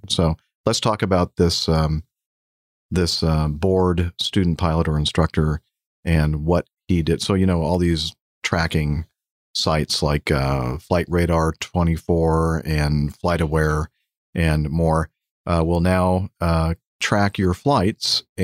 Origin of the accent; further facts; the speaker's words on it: Australia; accent: Australian; nor I suspect could they understand my Australian accent.